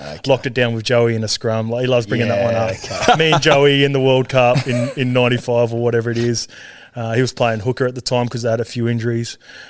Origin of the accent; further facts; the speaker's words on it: Sydney, New South Wales, Australia; also born or lived in Auckland, New Zealand / England; And then when I was three, we moved back to Australia. I grew up in like Western Sydney out St. Clair Way near Penrith.